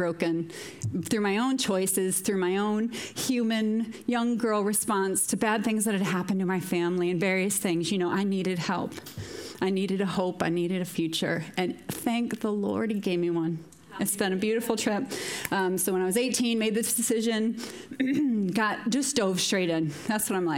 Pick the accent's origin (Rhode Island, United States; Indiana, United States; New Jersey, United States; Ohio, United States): Indiana, United States; small farming town in northern; moved away as an adult; now in Moira, United Kingdom; a little small farming town outside Chicago. So northern Indiana.